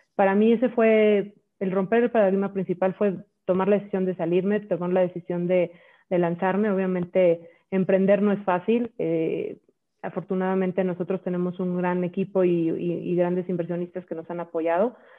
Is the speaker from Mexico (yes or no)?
yes; Mexico; yo soy mexicana